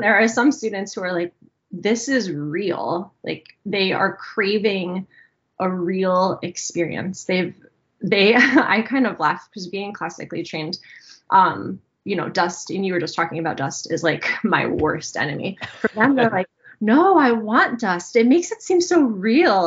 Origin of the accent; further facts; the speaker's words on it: New Jersey, United States; moved away as an adult; also born or lived in upstate New York; now in Pennsylvania, United States; I still feel like I'm from New Jersey at heart